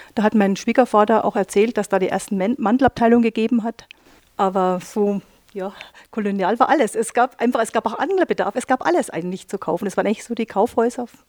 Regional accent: Neuburg an der Donau, Bavaria, Germany; ich komme selber aus dem Unternehmen heraus, aus dem Textil, großen ha äh, Textilhaus heraus, aus Neuburg an der Donau, wo meine Eltern das Geschäft betreiben

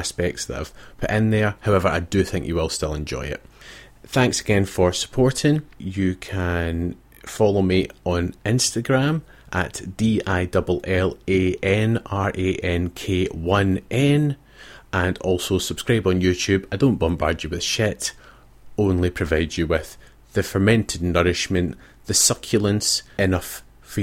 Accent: Scotland, United Kingdom; moved away as an adult; now in Australia; having been born and brought up in Scotland.

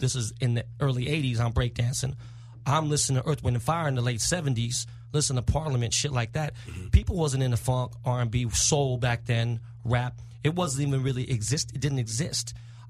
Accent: Los Angeles, California, United States; I'm from Koreatown, from K-Town.

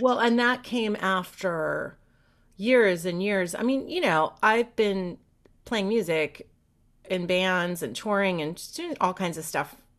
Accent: the Peninsula, south of San Francisco, California, United States; also born or lived in New York; So I grew up on the peninsula. Okay. So just south of San Francisco. We lived in New York until I was seven, and then we moved out here. And I grew up in California

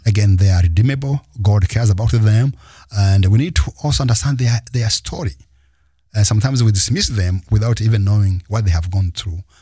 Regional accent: Rwanda; first language Kinyarwanda; English is a second language; Rwanda, my mother tongue

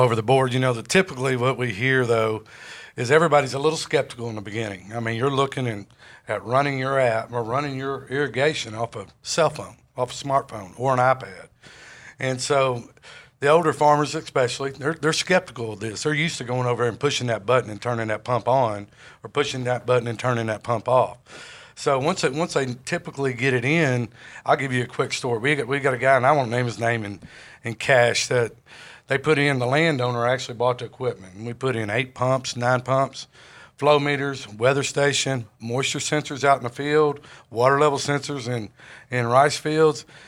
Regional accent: Jonesboro, Arkansas, United States; I grew up in Jonesboro, Arkansas

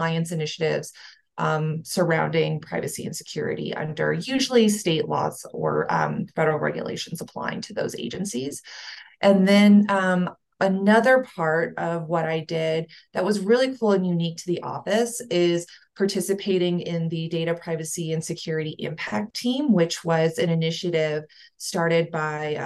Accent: Houston, Texas, United States; moved away as an adult; also born or lived in San Diego / Lesotho; now in Denver, United States; I'm originally from the Houston area

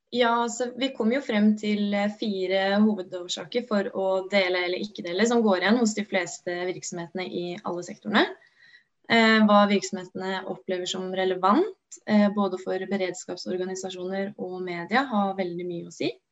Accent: Oslo, Norway; moved away; also born or lived in Gjøvik; jeg er opprinnelig fra Oslo

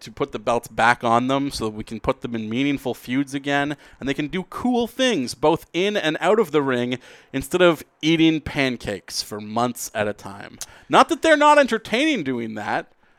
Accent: Canada; I'm a Canadian hockey fan

